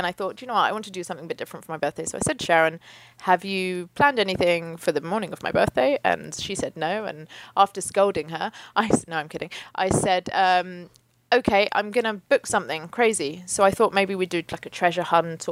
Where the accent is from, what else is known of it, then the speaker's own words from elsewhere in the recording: United Kingdom; now in London, United Kingdom; we're British, we don't do guns here